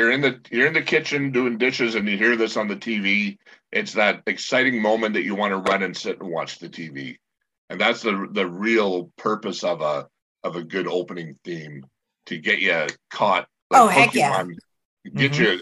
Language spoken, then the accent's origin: English; Canada; it's usually political and I'm Canadian. I don't understand American politics